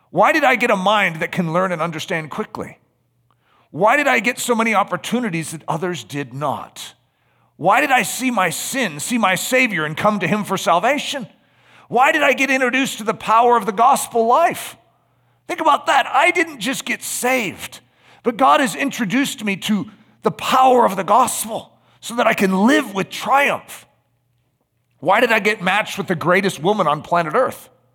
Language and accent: English; United States; Just being an American